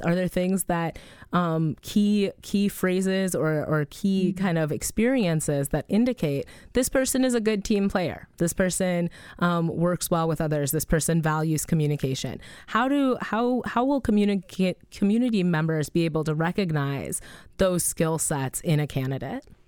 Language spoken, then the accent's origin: English; Madison, Wisconsin, United States; I'm from Madison